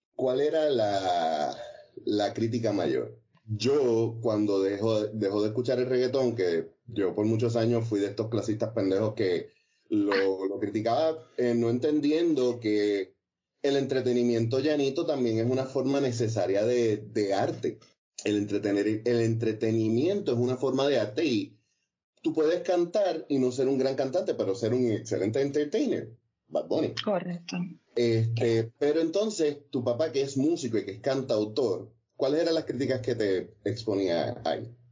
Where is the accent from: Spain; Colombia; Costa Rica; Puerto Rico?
Puerto Rico; Trujillo Alto; also born or lived in Ponce; a mí, que nací en Ponce, me crió en Trujillo Alto